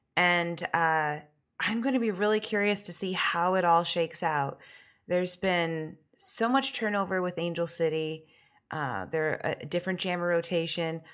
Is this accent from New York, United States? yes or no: no; Michigan, United States; we're both from Michigan